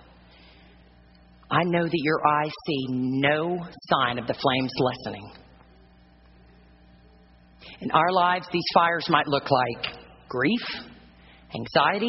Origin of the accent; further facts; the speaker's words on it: South Texas, United States; Growing up in South Texas